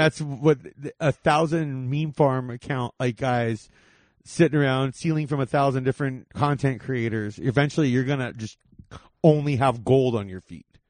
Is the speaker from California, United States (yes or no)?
yes; Whittier, California, United States; I grew up in Whittier